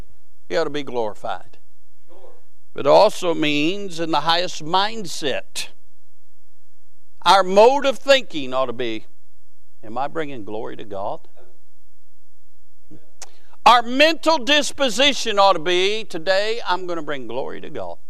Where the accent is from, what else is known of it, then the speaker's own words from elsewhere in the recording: Ohio, United States; My mother's roots are from Kentucky. My father's roots are from Kentucky. I was born in Ohio